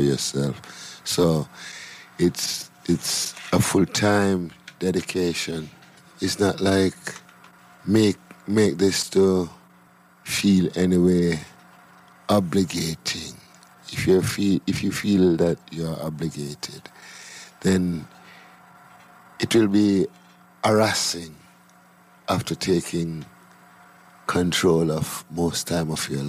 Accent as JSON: {"language": "English", "country": "Jamaica", "tie": "born or raised there", "also_born_or_lived": "Clarendon, Jamaica / Kingston, Jamaica", "said": "I was born in St. Catherine, and I was brought up between St. Catherine, Clarendon, and Kingston. I live in St. Andrew at the moment"}